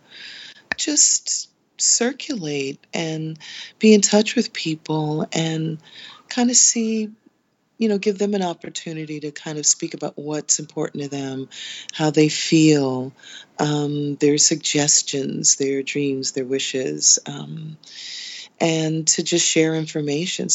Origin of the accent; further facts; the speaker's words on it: New York City, New York, United States; now in New Jersey, United States; I am a Brooklyn native. I was born in Brooklyn, New York.